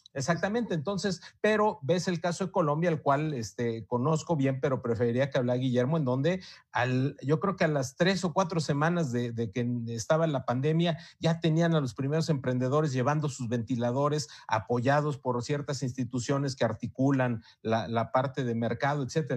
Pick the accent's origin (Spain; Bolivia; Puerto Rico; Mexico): Mexico; en, en México